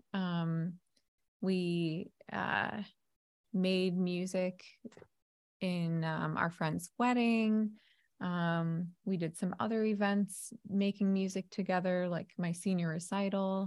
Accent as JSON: {"language": "English", "region": "New Jersey", "country": "United States", "moved": "yes", "said": "I'm a Jersey girl 'cause I'm originally from New Jersey. However, it's been a long time since I've lived there"}